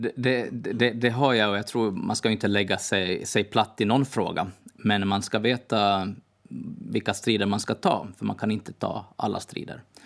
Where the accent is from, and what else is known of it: Åland Islands